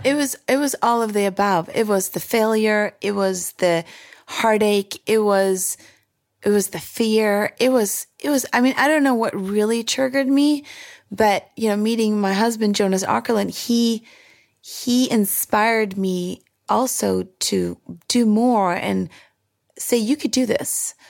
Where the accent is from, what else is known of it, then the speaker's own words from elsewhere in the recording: Sweden; now in United States; My childhood growing up in Sweden